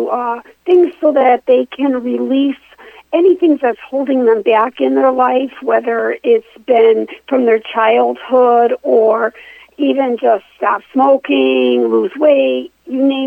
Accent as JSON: {"language": "English", "region": "Connecticut", "country": "United States", "tie": "born or raised there", "said": "I grew up actually in Connecticut"}